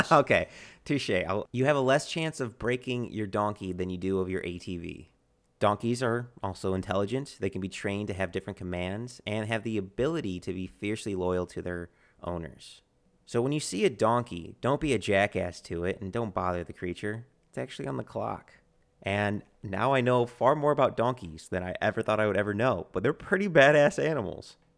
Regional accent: United States; my American countrymen

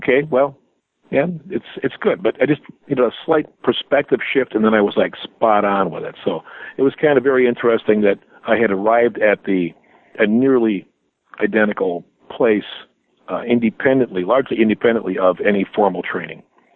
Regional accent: Milwaukee, Wisconsin, United States; also born or lived in Marshall, Michigan; my parents moved to the Milwaukee area back when I was just a few years old. So my entire life experience has mostly been around southeastern Wisconsin

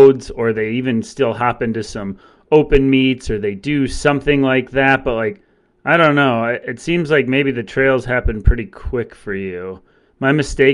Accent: Green Bay, Wisconsin, United States; I'm from Green Bay, Wisconsin, and I got heavily recruited by UW Green Bay.

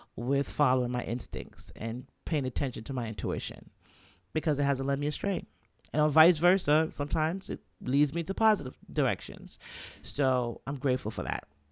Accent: New York City, New York, United States; also born or lived in Jamaica; now in Florida, United States; I'm Jamaican, Caribbean, from the Bronx

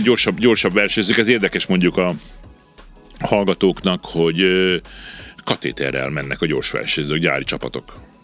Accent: Subotica, Vojvodina, Serbia; én így születtem, én itt Szabadkán születtem, mm-hmm. az mhm. első naptól itt vagyok

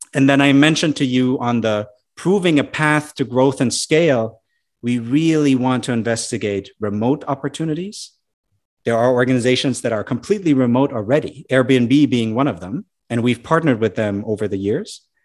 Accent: Germany; moved away as an adult; now in United States; I'm an immigrant myself to the U S, right? At some point, I might go back to my home country. And in any event, I'm always connected back to Germany

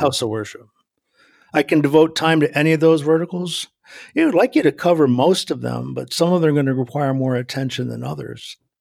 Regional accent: New England, United States; moved away as an adult; now in New Jersey, United States; I live in New Jersey now, but I grew up in New England

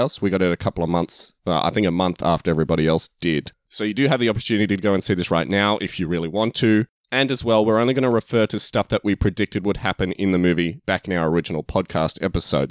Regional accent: Australia; we're Australian, King's Men and King's Man sound exactly the same when we say it

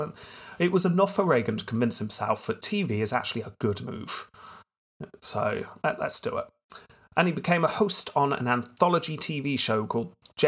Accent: United Kingdom

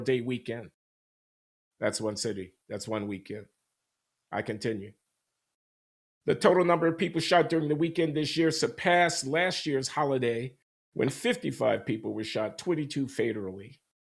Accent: Chicago, Illinois, United States; moved away; my hometown newspaper, the Chicago Tribune

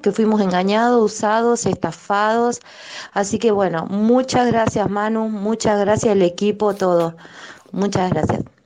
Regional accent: Concordia, Entre Ríos, Argentina; now in Buenos Aires, Argentina; cuando era chica, que era miembro de la iglesia, había escuchado en reuniones de testimonios allá en mi provincia eh, de Entre Ríos, en Concordia

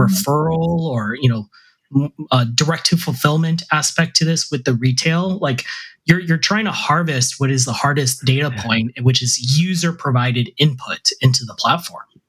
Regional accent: India; I'm Indian.

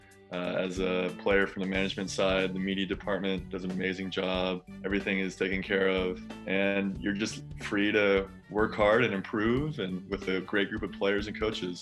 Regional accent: Colorado Springs, Colorado, United States; moved away as an adult; now in Berlin, Germany; a fellow Colorado Springs

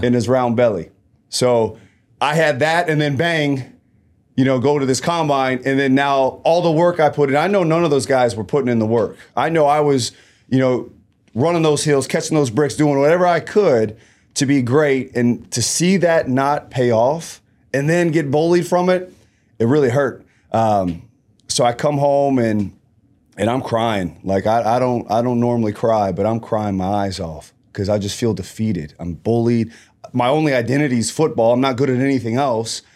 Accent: Columbus, Ohio, United States; born and raised in Columbus, Ohio, um, low-income area

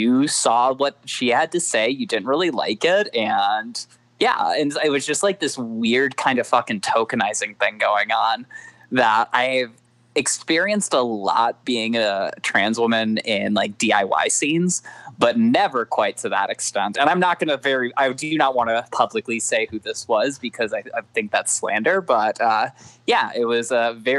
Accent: Minneapolis, Minnesota, United States; moved away as an adult; I'm from Minneapolis

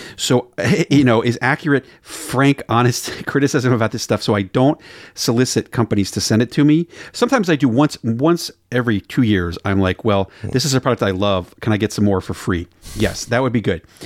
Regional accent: Maryland, United States; now in Portland, Oregon, United States; I'm from Maryland.

